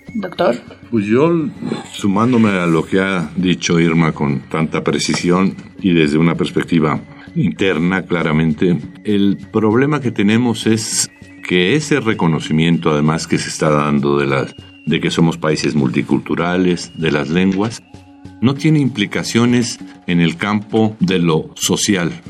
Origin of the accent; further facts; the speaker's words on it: Mexico City, Mexico; nosotros, los habitantes de de México, pues somos eso, nada, chilangos